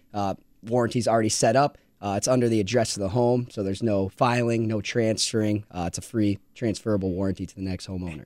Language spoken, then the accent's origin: English; Iowa, United States; I grew up in Iowa